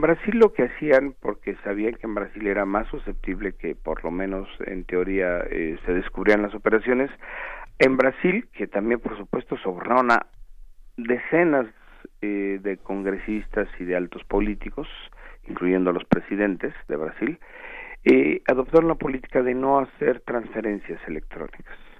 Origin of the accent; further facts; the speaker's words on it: Mexico; preguntémonos como mexicanos